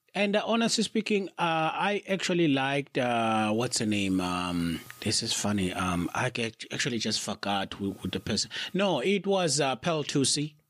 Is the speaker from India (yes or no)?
no; South Africa; also born or lived in United Kingdom; as a South African